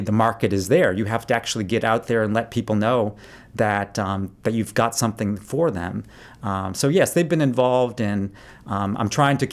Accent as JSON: {"language": "English", "region": "Maine", "country": "United States", "tie": "born or raised there", "also_born_or_lived": "Chicago, Illinois", "said": "I was born in Chicago, so I'm not officially a real Mainer, but I moved here when I was about 2 years old, so I'm pretty close."}